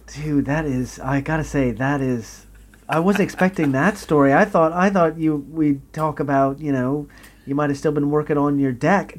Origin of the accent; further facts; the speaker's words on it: Texas, United States; moved away as an adult; now in United Kingdom; growing up in Texas